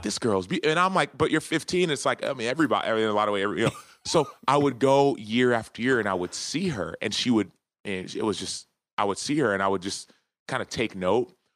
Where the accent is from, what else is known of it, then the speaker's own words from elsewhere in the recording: Dallas, Texas, United States; I was born and raised in Dallas, Texas